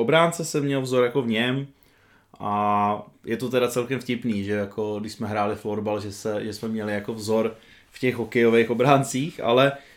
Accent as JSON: {"language": "Czech", "town": "Petrkov", "region": "Vysočina Region", "country": "Czechia", "tie": "born or raised there", "also_born_or_lived": "Havlíčkův Brod", "said": "byť jsem se teda narodil v Havlbrodě, tak v podstatě většinu svého dětství jsem trávil v Petrkově, což je taková malá vesnička eh, vedle Havlíčkova Brodu"}